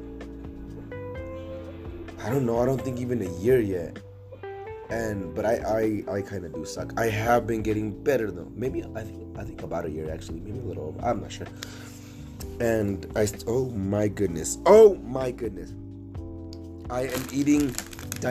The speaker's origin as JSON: {"language": "English", "region": "Nevada", "country": "United States", "tie": "born or raised there", "also_born_or_lived": "Los Angeles, California", "said": "Moved to Nevada, I've been here for the rest of my life in Nevada."}